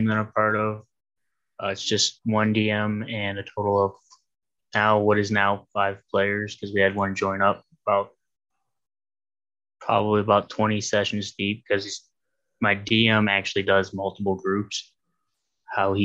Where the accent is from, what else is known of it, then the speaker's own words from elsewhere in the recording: Ohio, United States; I'm from Ohio